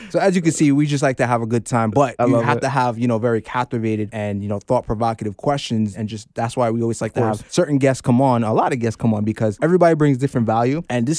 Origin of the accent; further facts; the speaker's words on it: Jamaica; I'm Jamaican.